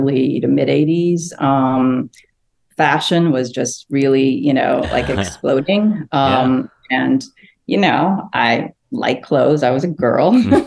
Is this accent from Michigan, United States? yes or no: no; Los Angeles, California, United States; English is a second language; also born or lived in Phnom Penh, Cambodia / Seoul, South Korea; now in New Orleans, United States; growing up